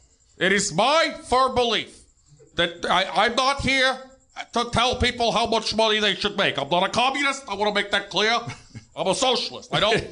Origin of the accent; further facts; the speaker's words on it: Brooklyn, New York, United States; and I'm from Brooklyn.